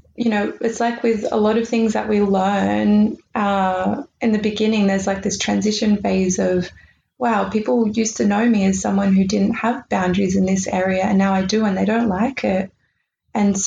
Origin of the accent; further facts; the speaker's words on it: Australia; we're Australian